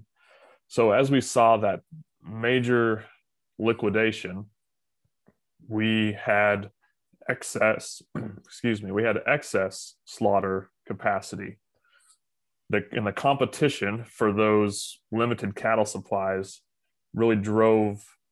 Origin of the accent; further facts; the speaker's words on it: Phillipsburg, Kansas, United States; So I grew up in Phillipsburg, Kansas, which is in northwest or north